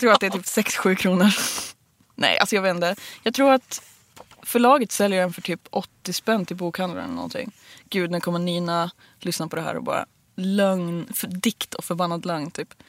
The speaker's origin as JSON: {"language": "Swedish", "town": "Bollstabruk", "region": "Västernorrland County", "country": "Sweden", "tie": "born or raised there", "moved": "yes", "said": "Kramfors, mm. Bollstabruk"}